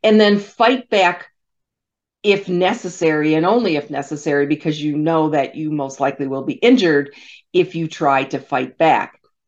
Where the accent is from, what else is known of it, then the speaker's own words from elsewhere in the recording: Michigan, United States; my home state of Michigan